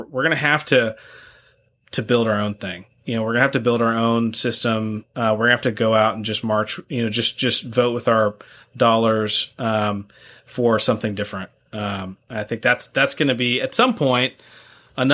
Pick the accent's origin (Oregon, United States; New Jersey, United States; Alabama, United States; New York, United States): Alabama, United States; Huntsville; I just ran a family business workshop here in my hometown here, Huntsville, Alabama